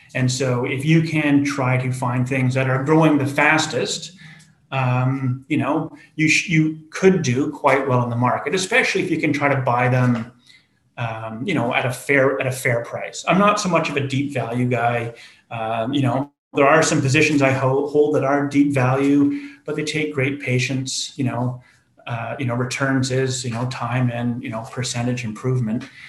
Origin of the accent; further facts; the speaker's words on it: Canada; being Canadian